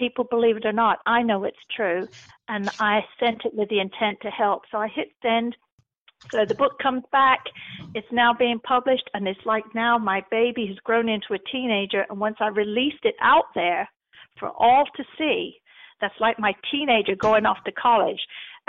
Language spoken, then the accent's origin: English; England, United Kingdom; Plus, I'm English. I use words that people don't understand over here.